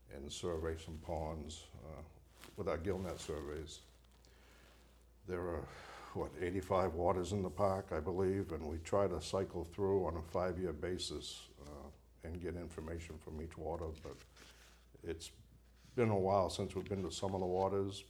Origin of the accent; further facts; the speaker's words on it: Bangor, Maine, United States; I was born and raised in Bangor, Maine